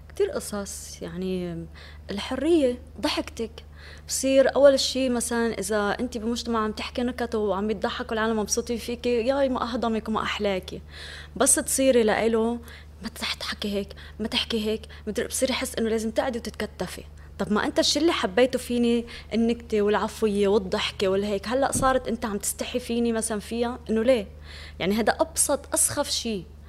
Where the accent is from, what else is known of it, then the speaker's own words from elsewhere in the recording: Syria; moved away as an adult; now in Lebanon; انا بحب اهل ضيعتي وبحترم افكارهم وعاداتهم وتقاليدهم